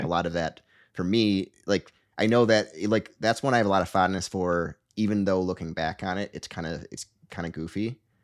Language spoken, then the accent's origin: English; Michigan, United States; I'm from Michigan